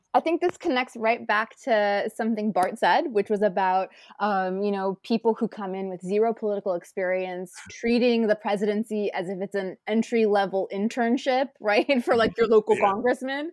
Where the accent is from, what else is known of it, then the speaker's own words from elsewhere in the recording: United States; moved away as an adult; now in Canada; one of the Americans of Canadian sociology, it's been interesting to see my my home country devolve